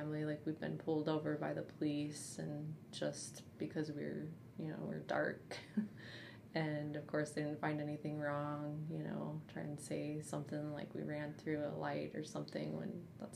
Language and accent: English; South Dakota, United States; I grew up in South Dakota where, you know, it's racism exists daily, all the time